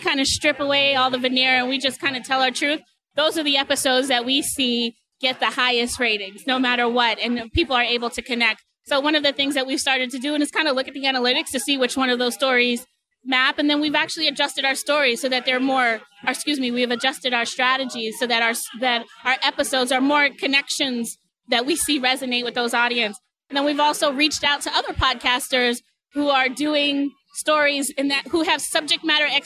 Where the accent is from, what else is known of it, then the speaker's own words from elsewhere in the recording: Boston, Massachusetts, United States; moved away as an adult; also born or lived in New York; now in Seattle, United States; Originally, I'm from Massachusetts, but I spent from Boston, Roxbury, Massachusetts